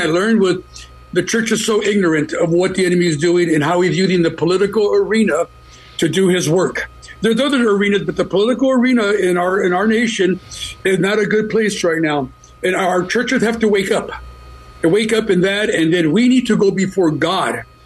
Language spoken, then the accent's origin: English; United States; I'm glad I'm American. My dad came from Mexico. My mom, Latina, and he became a citizen, and I'm an American citizen